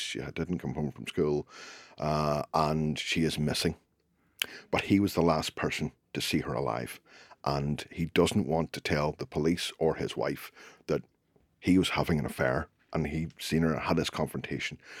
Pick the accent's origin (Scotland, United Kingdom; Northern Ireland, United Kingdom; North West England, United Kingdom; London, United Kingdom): Northern Ireland, United Kingdom; Belfast; I grew up in Belfast during the Troubles